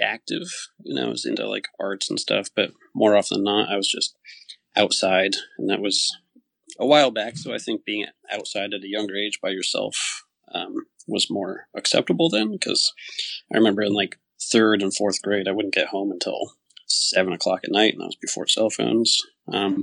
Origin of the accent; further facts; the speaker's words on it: Connecticut, United States; moved away as an adult; also born or lived in Santa Fe, New Mexico; I grew up in Connecticut, where I am again now